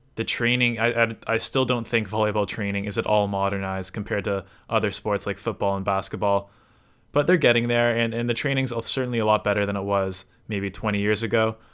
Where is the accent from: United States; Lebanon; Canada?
Canada; Toronto, Ontario; I'm from Toronto, Canada.